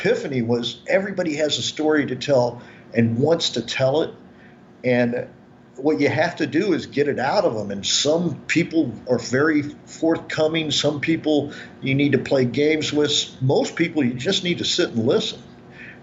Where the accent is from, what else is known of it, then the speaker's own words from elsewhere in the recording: Kansas City, United States; moved away as an adult; also born or lived in Dallas, Texas; now in New York, United States; growing up in Kansas City